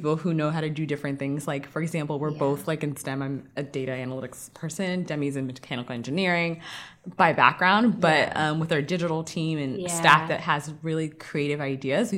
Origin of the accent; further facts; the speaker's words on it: Houston, Texas, United States; also born or lived in Nigeria / Boston; now in New York, United States; I was born there, but I grew up in Houston. I call Houston home.